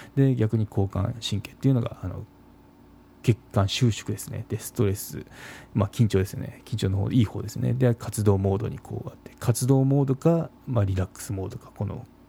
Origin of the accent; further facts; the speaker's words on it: Kagoshima, Japan; 鹿児島出身なんですけど